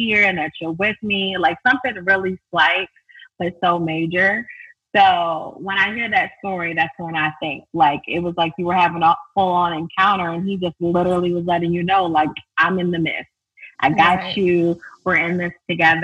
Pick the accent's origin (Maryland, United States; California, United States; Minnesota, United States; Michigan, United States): Maryland, United States; Baltimore; I was born and raised from Baltimore